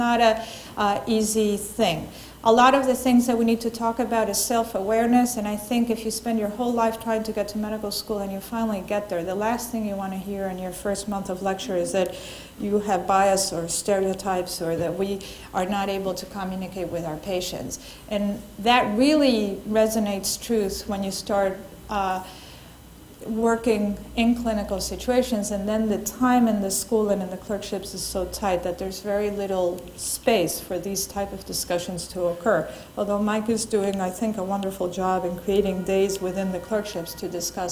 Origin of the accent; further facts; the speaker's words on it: Argentina; I'm from Argentina, and my cultural background has nothing to do with my Spanish-speaking colleagues in the Dominican Republic